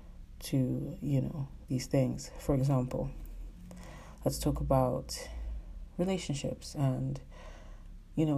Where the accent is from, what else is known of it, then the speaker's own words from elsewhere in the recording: Nigeria; I'm Nigerian, so particularly in our culture